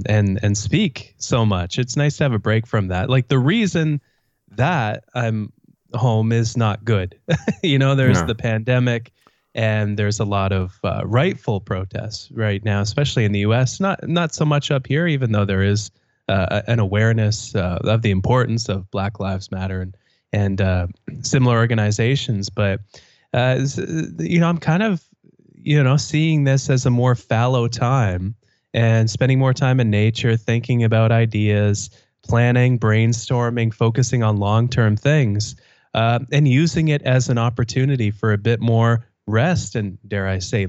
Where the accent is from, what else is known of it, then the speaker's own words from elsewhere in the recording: Canada; I realize I just said A after you, you introduced me as a Canadian, so I'm outing myself in case I wasn't outed by you as a Canadian.